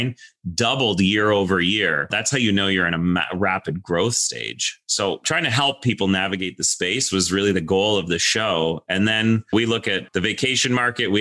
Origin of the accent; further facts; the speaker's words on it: Toronto, Ontario, Canada; we came back to Toronto and I grew up, you know, in Toronto